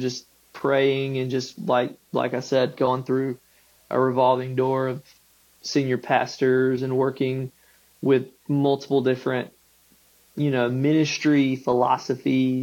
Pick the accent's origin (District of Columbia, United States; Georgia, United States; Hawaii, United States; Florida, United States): Georgia, United States; Macon; moved away as an adult; also born or lived in Gray, Georgia; now in Tifton, United States; I grew up in Macon, mm-hmm, Gray in that, mm-hmm, area